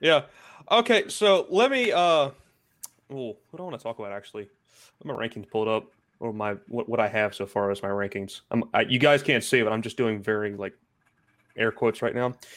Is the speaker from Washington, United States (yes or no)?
no; Maryland, United States; the biggest college in my home state